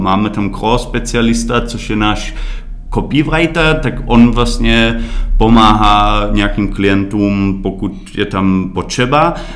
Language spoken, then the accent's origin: Czech; Berlin, Germany; Czech is a second language; moved away as an adult; now in Czech Republic; narodil jsem se v Berlíně a moje mamka je Češka